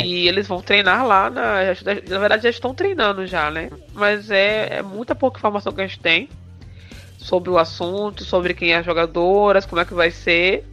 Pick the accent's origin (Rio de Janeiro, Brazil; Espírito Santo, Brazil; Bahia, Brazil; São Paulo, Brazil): Bahia, Brazil; eu sou nordestina, sou baiana